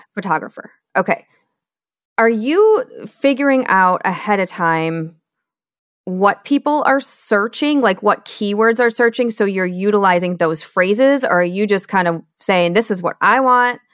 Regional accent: Michigan, United States; moved away; also born or lived in Seattle / Austin, Texas; I'm born and raised in Michigan

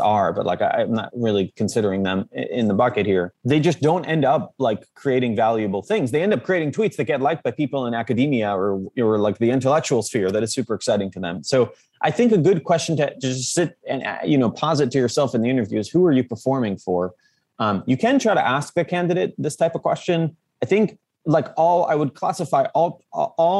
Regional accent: Jerusalem, Jerusalem District, Israel; moved away; also born or lived in Silicon Valley; I'm just someone from Jerusalem

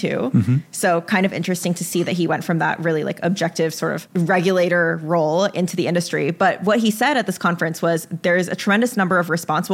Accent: Arizona, United States; now in New York, United States; I'm from Arizona

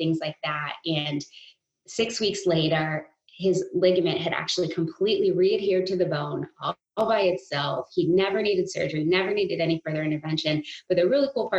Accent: New England, United States; growing up in New England

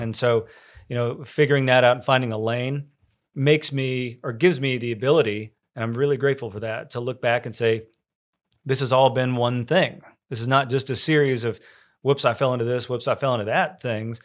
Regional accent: College Station, Texas, United States; I grew up in College Station

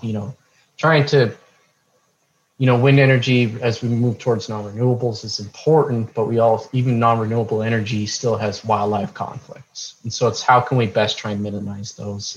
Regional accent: Montana, United States; moved away as an adult; now in New Mexico, United States; I grew up in Montana, so northwest United States

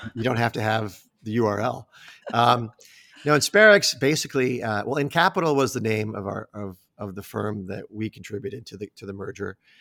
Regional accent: Omaha, Nebraska, United States; moved away as an adult; now in Chicago, United States; I grew up in Omaha

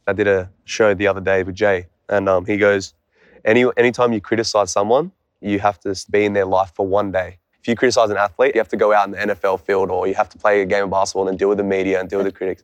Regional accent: Canberra, Australian Capital Territory, Australia; I came from Canberra, Australia.

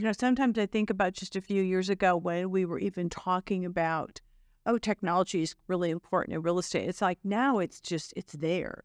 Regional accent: Chicago, Illinois, United States; now in Dallas, United States; my hometown of Chicago

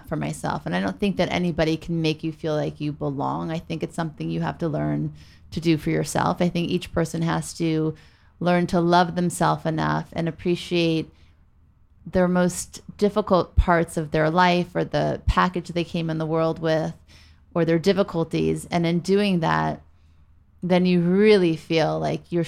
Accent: Beverly Hills, California, United States; also born or lived in New Orleans, Louisiana; we moved from New Orleans to Beverly Hills

